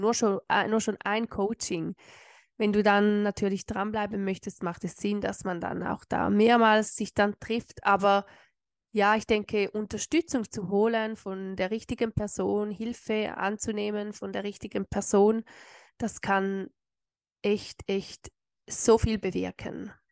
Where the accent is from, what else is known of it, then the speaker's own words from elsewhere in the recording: Switzerland; bei uns in der Schweiz